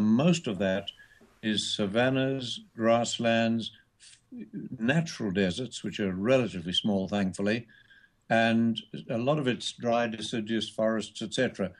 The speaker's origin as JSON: {"language": "English", "country": "Australia", "said": "we're both Australian."}